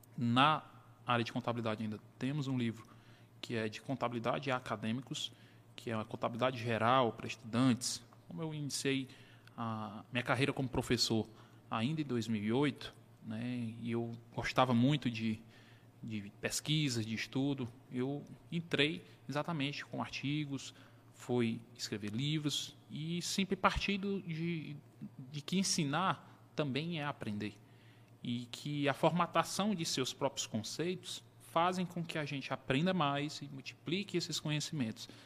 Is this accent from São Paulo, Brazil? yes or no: no; Teresina, Piauí, Brazil; Nasci aqui em Teresina, né, tenho 39